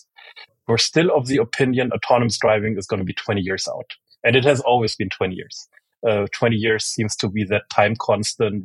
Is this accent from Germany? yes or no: yes; Germany; moved away; also born or lived in United States; I was born in Germany, grew up in Germany and in the US, went to both high school and college, both in Germany and in the US